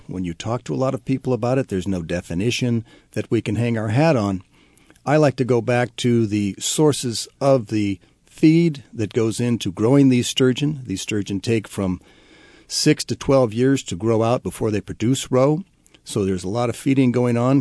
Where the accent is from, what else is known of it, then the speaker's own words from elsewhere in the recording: Columbia River, Pacific Northwest, United States; I grew up around the Columbia River